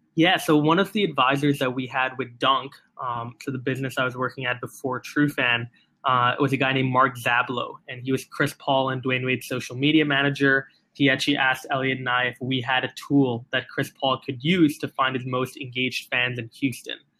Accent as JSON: {"language": "English", "country": "Singapore", "tie": "born or raised there", "said": "I was born and raised in Singapore."}